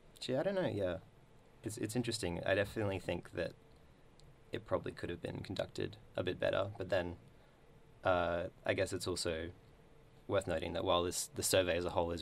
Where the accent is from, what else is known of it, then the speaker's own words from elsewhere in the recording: Darwin, Northern Territory, Australia; moved away; when I was growing up in Darwin. I'm not growing up, but before I moved from Darwin